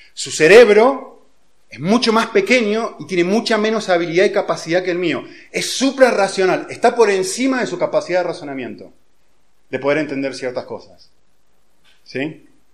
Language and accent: Spanish; Argentina; yo nací en Argentina, hace unos cuantos años ya